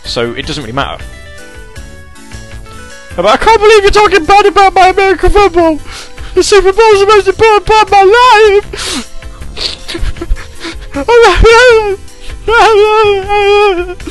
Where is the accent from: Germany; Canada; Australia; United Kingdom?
United Kingdom; England; I am British. It's specifically English